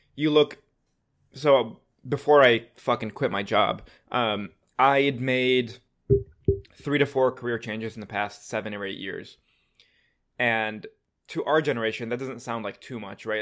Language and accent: English; Detroit, Michigan, United States; I'm from Detroit